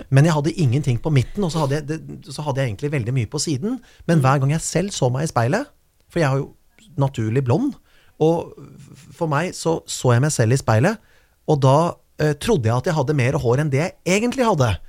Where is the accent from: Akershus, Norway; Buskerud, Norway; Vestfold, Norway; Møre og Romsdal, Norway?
Buskerud, Norway; Kongsberg; Og det var noe, sånn som På Kongsberg, der jeg kommer fra, så var det på en måte, plutselig så var det noen som plutselig klipte den rottehalen.